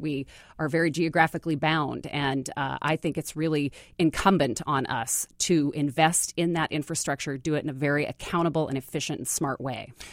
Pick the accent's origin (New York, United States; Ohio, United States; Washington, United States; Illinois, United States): Washington, United States; Bellingham; also born or lived in Austin, Texas; now in Seattle, United States; I grew up in Bellingham, so I grew up in the Northwest